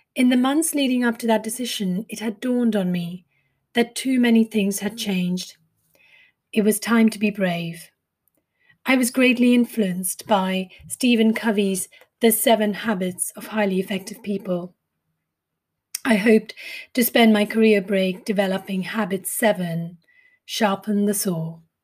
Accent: India; accent: Indian; moved away as an adult; also born or lived in Mumbai; now in United Kingdom; I grew up in India and came from a family of servicemen

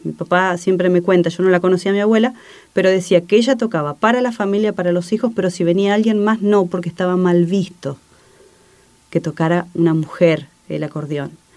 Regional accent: Campana, Buenos Aires Province, Argentina; now in Paraná, Argentina; en un barrio de la ciudad de Campana, de donde soy oriunda.

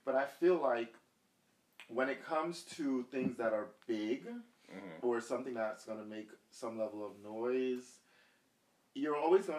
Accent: Jamaica; and I'm going to be careful with this, because I am Jamaican.

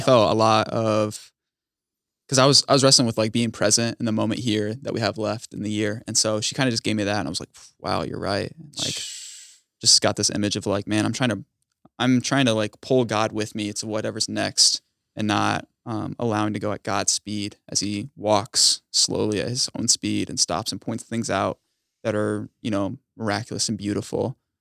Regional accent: United States; I'm from the Quad Cities, Illinois, Iowa border.

